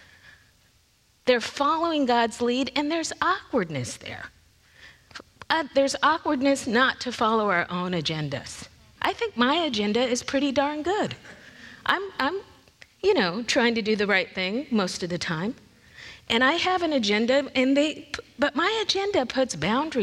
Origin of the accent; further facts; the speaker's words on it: Lakewood, United States; I grew up in Lakewood. I was right here in Lakewood